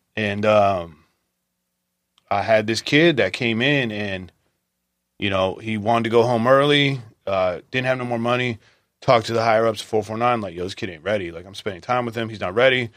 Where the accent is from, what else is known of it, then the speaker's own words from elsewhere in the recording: Visalia, California, United States; I was raised in Visalia